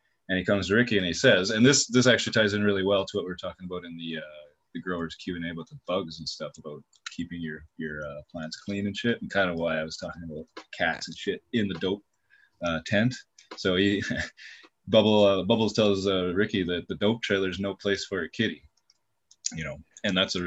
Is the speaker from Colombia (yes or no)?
no; Canada; as a Canadian